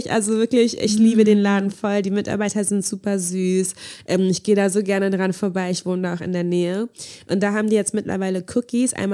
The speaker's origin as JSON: {"language": "German", "country": "Angola", "said": "woher kommst du eigentlich? Und als ich meinte Angola"}